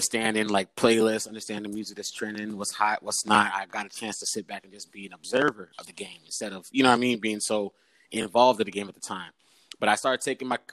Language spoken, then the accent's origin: English; East Coast, United States; also born or lived in Caribbean (ancestry); I'm from the East Coast